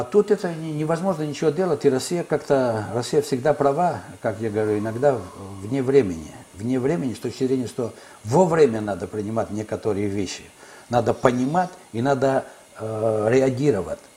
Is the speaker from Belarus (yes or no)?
no; Greece; moved away as an adult; also born or lived in Kyiv, Ukraine; моя страна, где я родился и вырос